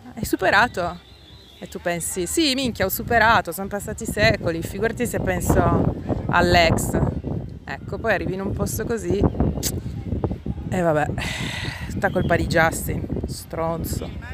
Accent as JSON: {"language": "Italian", "town": "Foggia", "region": "Apulia", "country": "Italy", "said": "io sono di Foggia"}